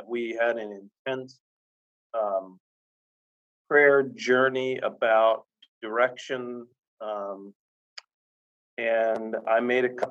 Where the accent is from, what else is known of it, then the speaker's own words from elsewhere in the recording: Sarasota, Florida, United States; I grew up in Sarasota, Florida